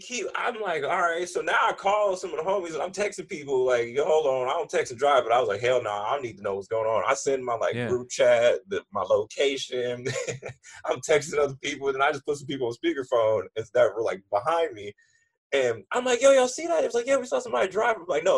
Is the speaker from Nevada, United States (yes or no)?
no; California, United States; Like, I ain't from out here. I'm from Cali.